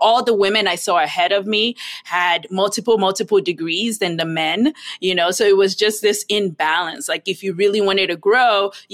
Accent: Nigeria; moved away; I grew up in Nigeria

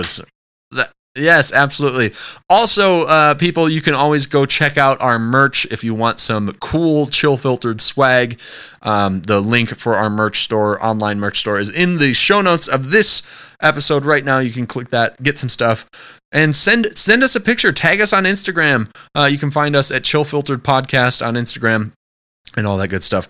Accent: Wisconsin, United States; I'm from Wisconsin

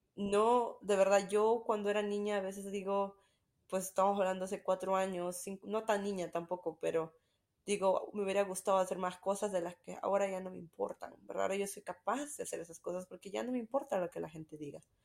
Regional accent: Peru; also born or lived in Utah; now in Greenville, United States; soy de Perú. Estoy ahorita viviendo en Greenville, South Carolina, pero mi familia vive en Utah

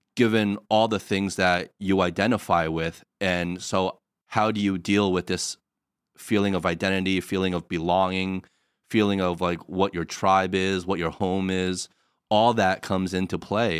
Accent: United States; moved away as an adult; now in China; we're from the States, but we're living in China

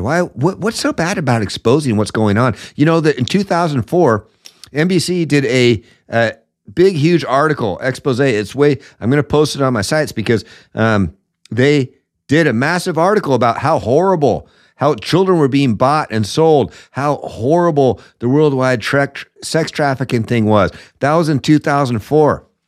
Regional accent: Seattle, Washington, United States; Seattle, my hometown

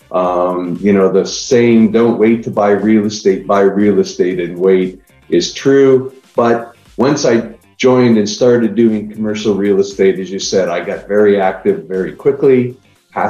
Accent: Niagara Falls, Ontario, Canada; now in Austin, United States; I live in Austin, Texas right now. I'm originally from Niagara Falls, Canada

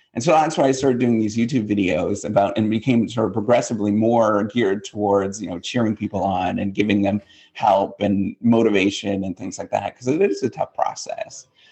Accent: north of International Falls, Minnesota, northwestern Ontario, Canada; moved away as an adult; now in United States; I'm totally Canadian, born and raised

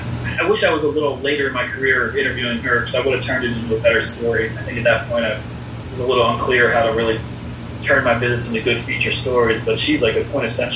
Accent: Philadelphia, Pennsylvania, United States; I grew up in Philadelphia area where Scrapple was a thing

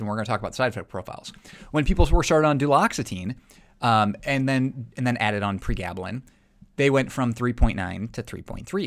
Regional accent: South Dakota, United States; I'm from South Dakota.

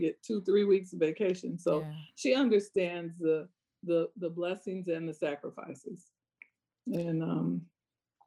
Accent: Iowa, United States; I grew up in Iowa

